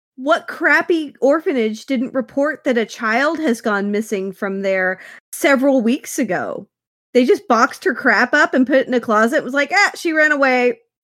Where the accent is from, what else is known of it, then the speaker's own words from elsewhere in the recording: Ponca City, Oklahoma, United States; I grew up in Ponca City, which is, uh, a city that no one knows of, and it's not a real city, uh, but it's a fairly large community in Oklahoma